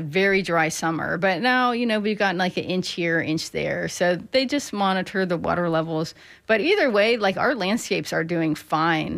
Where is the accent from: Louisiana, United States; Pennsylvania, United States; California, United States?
Pennsylvania, United States; now in Florida, United States; where I grew up in Pennsylvania